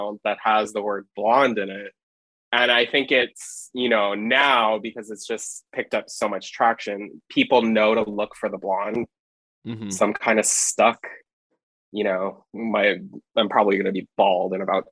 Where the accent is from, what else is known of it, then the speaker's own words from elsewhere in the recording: Hawaii, United States; I'm born and raised in Hawaii, lived my whole life in Hawaii, my family's from Hawaii